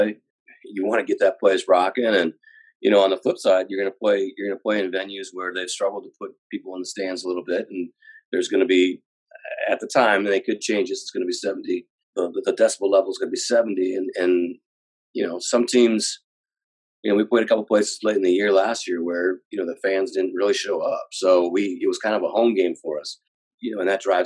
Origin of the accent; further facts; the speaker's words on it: Green Bay, Wisconsin, United States; moved away; I grew up in Green Bay, Wisconsin